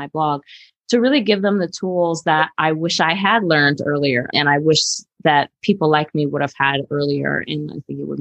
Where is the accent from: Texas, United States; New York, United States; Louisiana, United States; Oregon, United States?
New York, United States; I grew up in New York